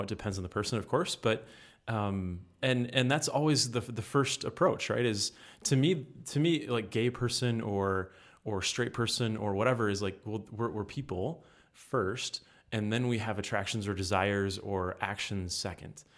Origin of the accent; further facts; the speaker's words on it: Muskegon, Michigan, United States; moved away as an adult; now in Grand Rapids, United States; I'm from Muskegon, so forty-five minutes away from Grand Rapids here